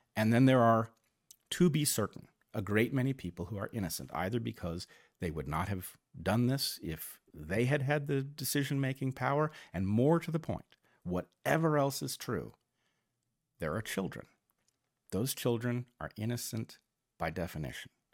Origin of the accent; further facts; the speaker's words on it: United States; I grew up very much as an American